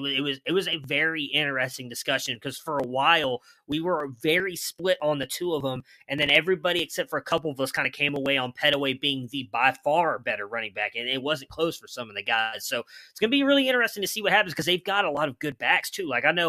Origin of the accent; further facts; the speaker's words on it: Ohio, United States; now in Texas, United States; I live in Texas, even though I'm from Ohio, big Ohio State fan.